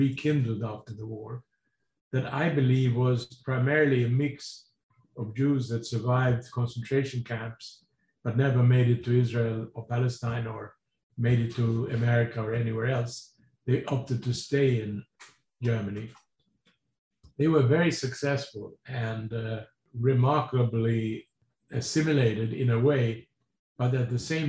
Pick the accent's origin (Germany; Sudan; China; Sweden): Sweden; moved away as an adult; also born or lived in Tehran, Iran / London / Montreal; now in New York, United States; I was born in Tehran, but I grew up in Sweden. And I did all my education in Sweden